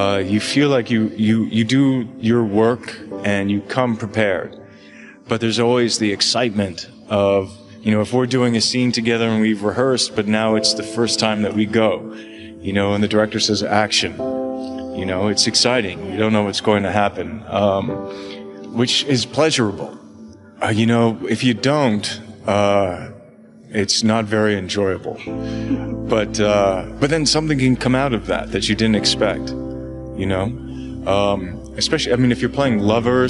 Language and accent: English; Toronto, Ontario, Canada; moved away as an adult; also born or lived in Los Angeles; I grew up in Canada and Toronto